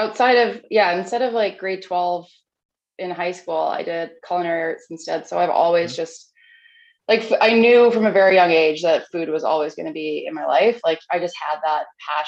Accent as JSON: {"language": "English", "town": "Kelowna", "region": "British Columbia", "country": "Canada", "tie": "born or raised there", "also_born_or_lived": "Vancouver / Whistler / Kamloops / Australia", "moved": "as an adult", "said": "I'm from the Okanagan, born and raised in East Kelowna"}